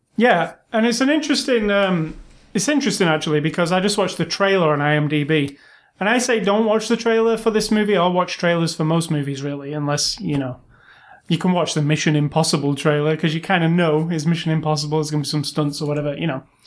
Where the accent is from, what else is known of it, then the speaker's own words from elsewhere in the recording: United Kingdom; now in United States; I'm British